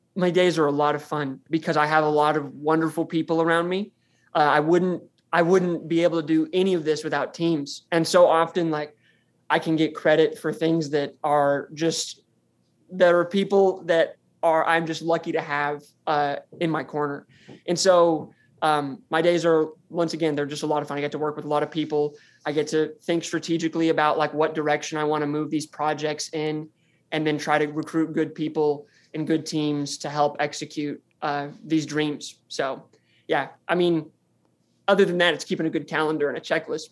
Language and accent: English; Farmington, Arkansas, United States; I'm from Farmington, Arkansas, which is five miles down the road from the university. And this is where I was born and raised